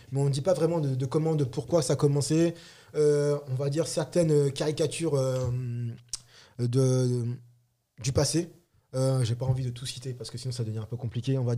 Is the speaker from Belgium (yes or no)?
no; Republic of the Congo; moi par exemple, je suis Congo, Congo Brazza